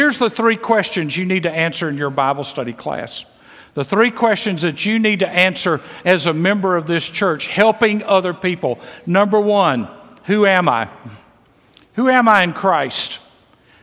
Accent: Mississippi, United States; I was raised in Mississippi, full of prejudice.

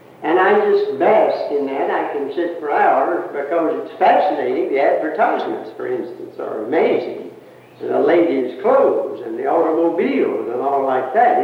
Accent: United States; I grew up in the Carolina Hills, a country boy, in peaceful years just before World War

